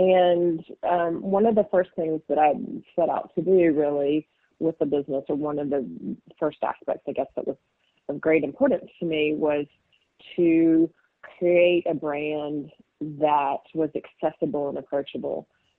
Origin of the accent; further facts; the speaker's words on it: Alabama, United States; this cheese, Belchev, which is made in my home state of Alabama.